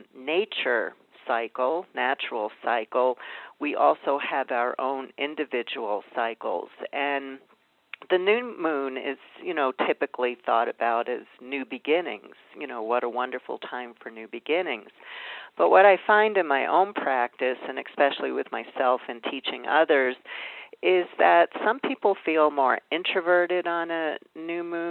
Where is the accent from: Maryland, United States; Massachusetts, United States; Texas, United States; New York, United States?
New York, United States; New York City; I grew up in Brooklyn, New York